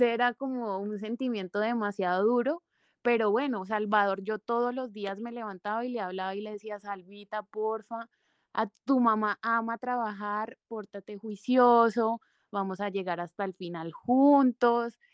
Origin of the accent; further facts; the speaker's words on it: Sevilla, Valle del Cauca, Colombia; also born or lived in Bogotá; now in Cali, Colombia; soy caleña, aunque crecí en un pueblo muy cercano acá del, valle que se llama Sevilla